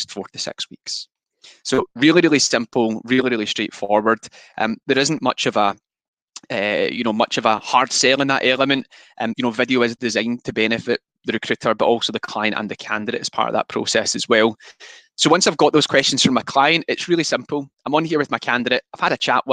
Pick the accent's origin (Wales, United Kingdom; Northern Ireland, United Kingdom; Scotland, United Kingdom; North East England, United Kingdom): Scotland, United Kingdom; I am extremely Scottish